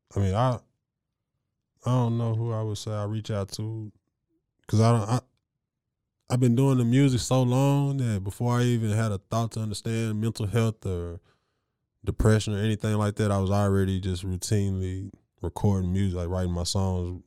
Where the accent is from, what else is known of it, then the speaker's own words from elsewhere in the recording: Waco, Texas, United States; the pride that we are to be from Waco